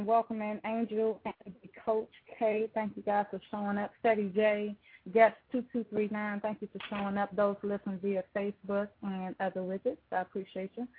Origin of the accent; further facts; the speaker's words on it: D.C. area, Maryland, United States; I was born and raised in Maryland in D.C. area